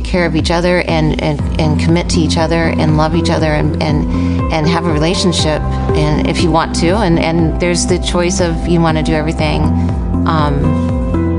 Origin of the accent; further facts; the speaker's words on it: United States; I was born and raised in Amish country